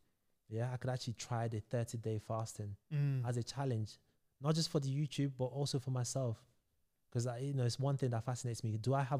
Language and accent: English; Nigeria; now in London, United Kingdom; So I moved to London from Nigeria, West Africa.